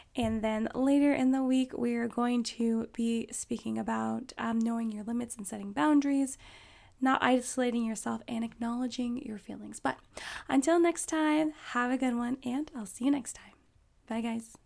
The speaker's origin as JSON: {"language": "English", "region": "Alaska", "country": "United States", "tie": "born or raised there", "said": "I grew up in Alaska"}